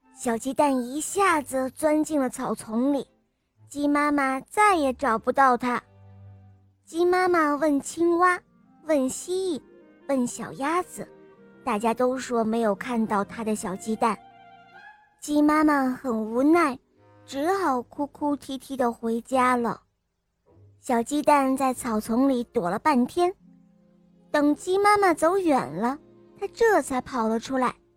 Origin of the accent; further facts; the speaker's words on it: Xichang, Sichuan, China; 我五岁了，我来自西昌